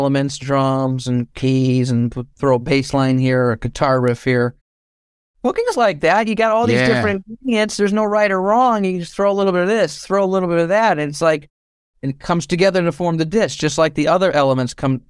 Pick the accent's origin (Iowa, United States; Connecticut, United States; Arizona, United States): Connecticut, United States; I still live in Connecticut.